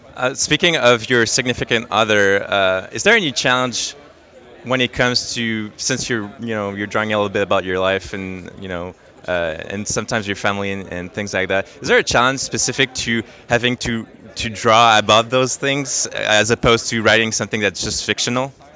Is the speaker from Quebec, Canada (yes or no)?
yes; Montreal, Quebec, Canada; my hometown, Montreal